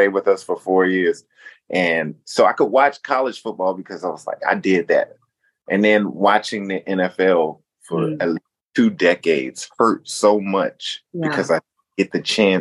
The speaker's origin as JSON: {"language": "English", "town": "Newport News", "region": "Virginia", "country": "United States", "also_born_or_lived": "Boston", "moved": "yes", "said": "I am from Newport News, Virginia, a little town that birthed guys like Allen Iverson and Michael Vick."}